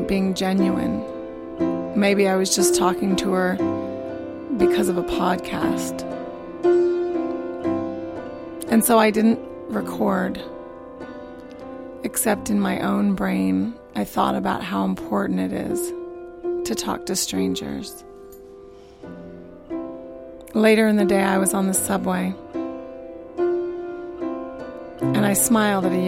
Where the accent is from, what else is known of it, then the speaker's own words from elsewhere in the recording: Arizona, United States; moved away; I'm from Arizona